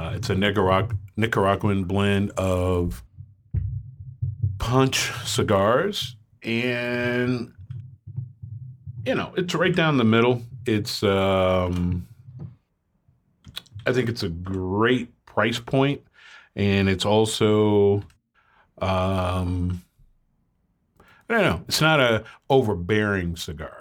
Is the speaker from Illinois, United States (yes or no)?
yes; Chicago, Illinois, United States; now in Denver, United States; I was up and coming or growing up in Chicago